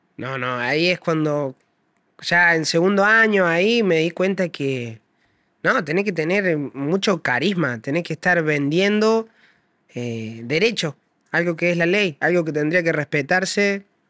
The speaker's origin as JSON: {"language": "Spanish", "region": "Córdoba", "country": "Argentina", "said": "Córdoba es mi barrio, todo Córdoba es mi barrio."}